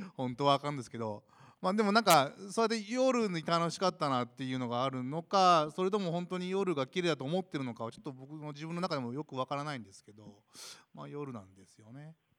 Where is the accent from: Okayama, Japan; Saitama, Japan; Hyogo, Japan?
Hyogo, Japan; Toyooka; 自分があのちっちゃい頃からここに住んでます